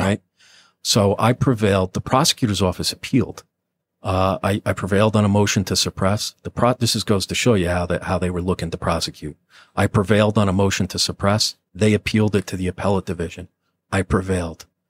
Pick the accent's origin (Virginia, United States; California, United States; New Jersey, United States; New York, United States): New Jersey, United States; Nutley; I'm a nobody from Nutley